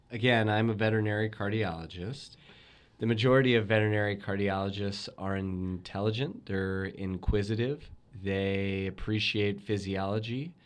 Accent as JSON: {"language": "English", "town": "Louisville", "region": "Kentucky", "country": "United States", "tie": "born or raised there", "said": "growing up in Louisville, Kentucky"}